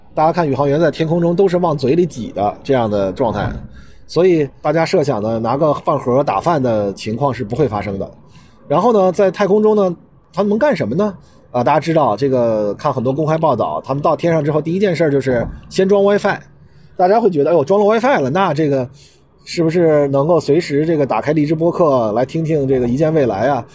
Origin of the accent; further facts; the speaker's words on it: China; 我们中国人